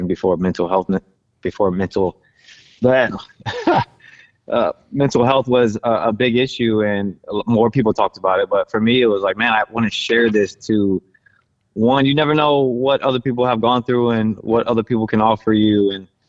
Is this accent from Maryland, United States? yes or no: yes; Maryland, United States; moved away as an adult; we're both from Maryland